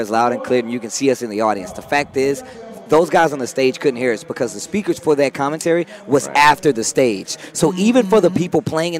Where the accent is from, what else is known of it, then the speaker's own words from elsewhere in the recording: Midwest, United States; moved away; I'm from the Midwest